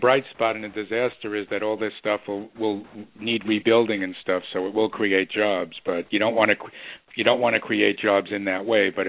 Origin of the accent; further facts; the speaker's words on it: New York City, New York, United States; Queens, I think Queens lost 50 houses where I grew up near Flushing